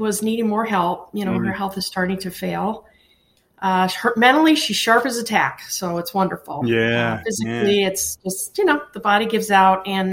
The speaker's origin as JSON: {"language": "English", "region": "Connecticut", "country": "United States", "tie": "born or raised there", "also_born_or_lived": "Colorado / Wyoming", "moved": "yes", "said": "I grew up in Connecticut. I moved to Colorado in 1986"}